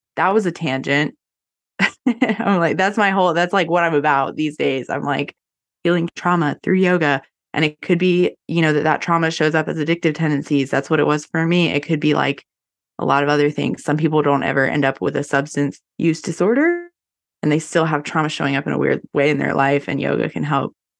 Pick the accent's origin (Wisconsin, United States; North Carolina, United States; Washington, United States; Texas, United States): North Carolina, United States; I'm born and raised in North Carolina